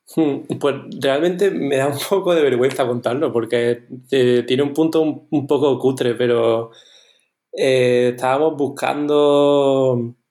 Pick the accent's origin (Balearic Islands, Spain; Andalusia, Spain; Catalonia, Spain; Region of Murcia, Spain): Andalusia, Spain; Córdoba; nosotros somos de Córdoba, que es una ciudad que, bueno, tiene 360.000 habitantes o así